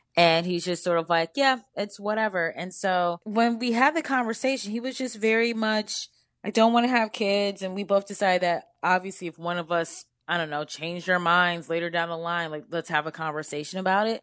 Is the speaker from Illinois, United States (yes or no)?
no; Cleveland, Ohio, United States; now in Brooklyn, United States; I grew up in Cleveland